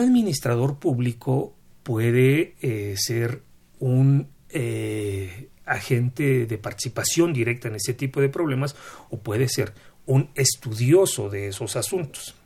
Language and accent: Spanish; Mexico